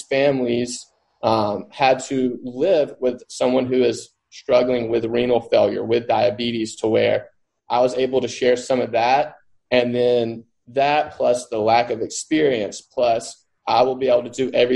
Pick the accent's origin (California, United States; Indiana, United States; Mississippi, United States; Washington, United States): Mississippi, United States; Mississippi Delta, United States; I grew up in the Mississippi Delta